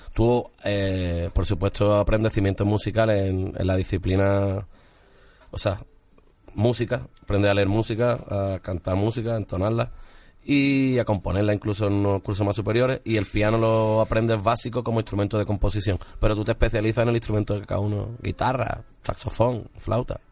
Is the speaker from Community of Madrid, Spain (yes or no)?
no; Málaga, Andalusia, Spain; lo grababa todo en Sevilla, yo soy de Málaga